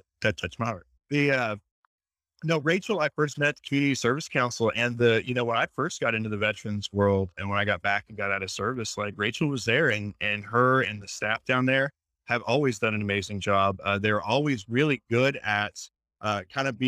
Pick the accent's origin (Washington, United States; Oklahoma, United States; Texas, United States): Oklahoma, United States; Tulsa; I grew up here in Tulsa